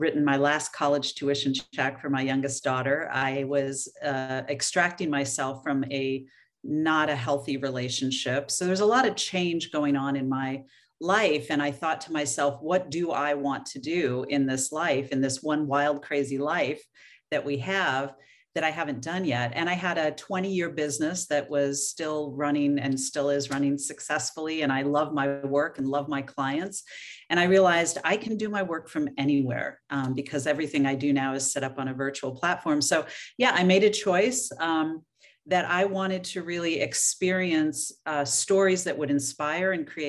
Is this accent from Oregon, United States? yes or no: yes; Oregon, United States; moved away; I was born and raised in Oregon, so that always feels like going home